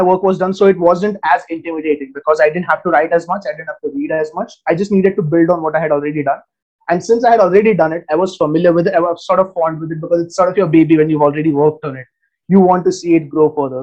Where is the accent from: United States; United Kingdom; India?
India; I'm a researcher from India.